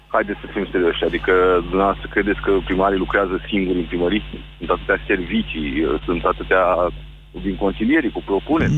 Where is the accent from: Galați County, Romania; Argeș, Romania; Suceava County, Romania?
Galați County, Romania; Galați; accent: Moldavian; Sunt din Galați, ca să știți exact uh, de unde sunt